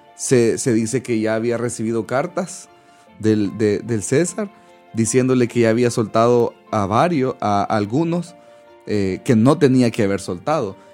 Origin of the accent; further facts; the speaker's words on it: El Salvador; moved away; los salvadoreños, los que somos salvadoreños, no sé si han escuchado que nos dicen guanacos